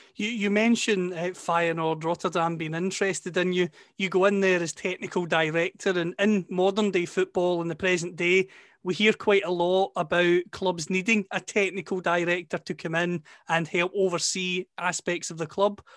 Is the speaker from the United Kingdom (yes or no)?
yes; Scotland, United Kingdom; accent: Scottish; you can tell from my accent, of course, that I'm from Scotland